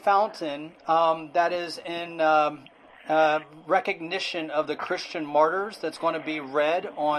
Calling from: Hong Kong; I'm calling from Hong Kong.

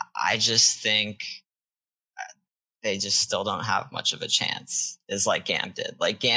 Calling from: Orlando, Florida, United States; I'm calling from Orlando, Florida. Florida man.

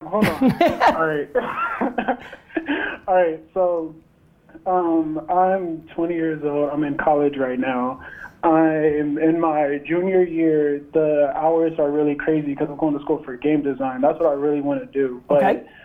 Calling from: Los Angeles, California, United States; from uh, Los Angeles, California.

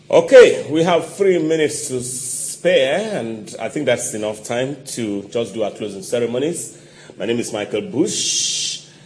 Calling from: Italy; I'm writing from Italy.

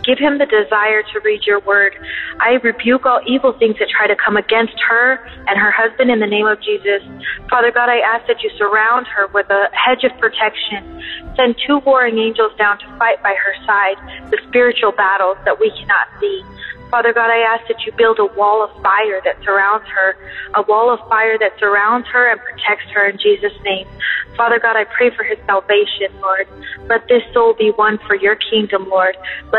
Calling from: Colorado, United States; I'm from Colorado

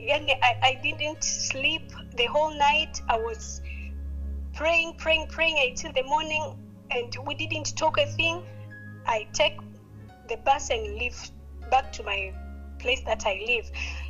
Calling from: Dar es Salaam, Tanzania; I'm calling from Tanzania, Dar es Salaam.

